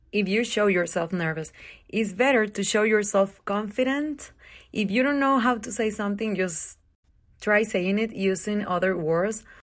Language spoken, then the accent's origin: English; Durango, Mexico; English is a second language; moved away as an adult; also born or lived in California; now in Las Vegas, United States; I am originally from Durango, Mexico